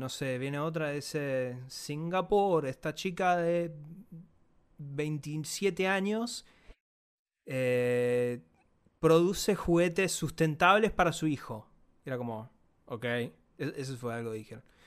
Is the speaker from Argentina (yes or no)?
yes; Argentina